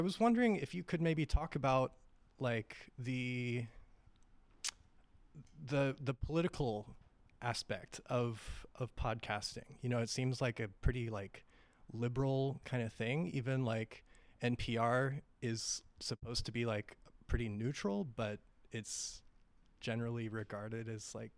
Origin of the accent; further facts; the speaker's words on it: Tennessee, United States; I'm from Tennessee